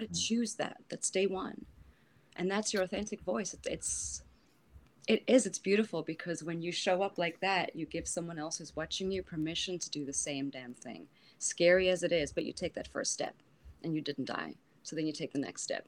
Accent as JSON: {"language": "English", "country": "South Africa", "moved": "yes", "said": "I'm from South Africa"}